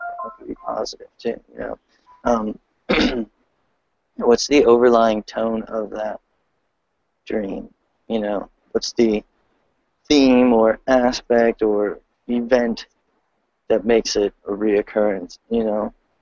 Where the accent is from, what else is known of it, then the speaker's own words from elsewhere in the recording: Delaware, United States; I'm from Delaware, and I have the Paradigm Shift Delaware page on Facebook.